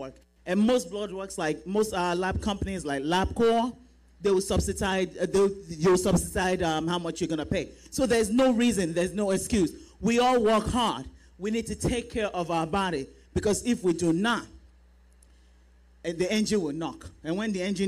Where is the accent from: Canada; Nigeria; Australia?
Nigeria; now in United States; we are Nigerian women